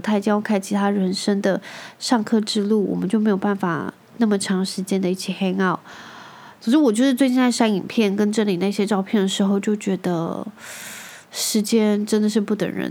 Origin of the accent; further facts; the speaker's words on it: Taiwan; 我从小就在台湾长大